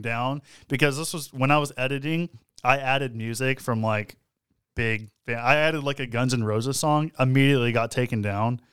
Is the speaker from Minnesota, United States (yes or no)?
no; Texas, United States; We're from Texas.